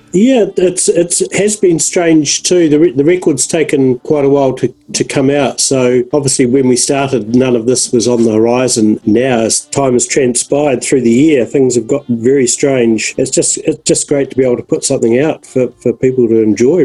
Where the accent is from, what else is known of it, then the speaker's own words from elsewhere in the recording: Dunedin, Otago, New Zealand; moved away; also born or lived in Christchurch; I was from Dunedin